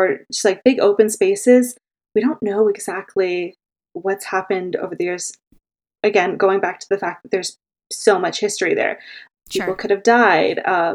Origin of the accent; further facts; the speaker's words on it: Oakville, Ontario, Canada; now in Toronto, Canada; I was born and raised in Oakville, so I would sneak in and say I'm from Toronto too until I moved out